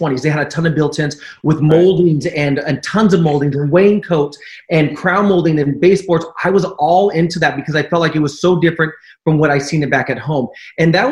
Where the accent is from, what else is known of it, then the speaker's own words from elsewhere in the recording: Orange County, California, United States; also born or lived in Los Angeles / Palm Springs / Long Beach; I was raised in Orange County, and I've resided pretty much all over LA, Orange County.